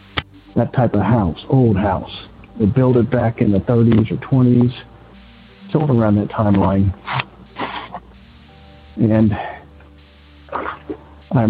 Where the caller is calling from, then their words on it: Cincinnati, Ohio, United States; I'm calling from Cincinnati, Ohio.